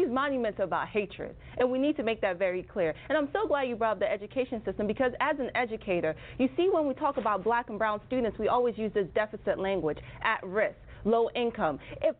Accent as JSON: {"language": "English", "town": "Durham", "region": "North Carolina", "country": "United States", "tie": "born or raised there", "said": "Durham, North Carolina is my hometown."}